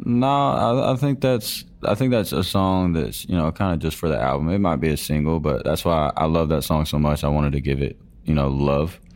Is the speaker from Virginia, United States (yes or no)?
no; Georgia, United States; I grew up in Georgia on a dairy farm.